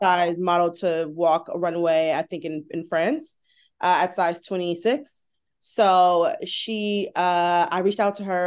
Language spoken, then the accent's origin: English; United States; I'm an American